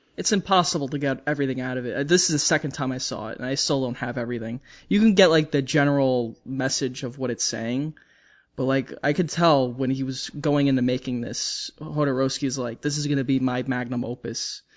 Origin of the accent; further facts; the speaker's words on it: United States; I'm an American